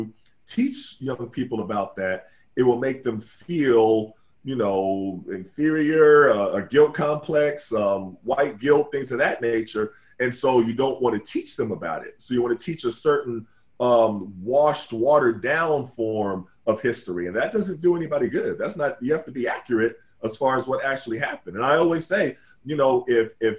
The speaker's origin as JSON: {"language": "English", "town": "Tulsa", "region": "Oklahoma", "country": "United States", "tie": "born or raised there", "also_born_or_lived": "Harlem, New York", "said": "I was born in Harlem, and my father was transferred with American Airlines to Oklahoma. It was like there's this big mass transfer, so that's how we ended up in Tulsa. And my middle school, Carver Middle School, Booker T. Washington High School, you know, great times, great environment to grow up"}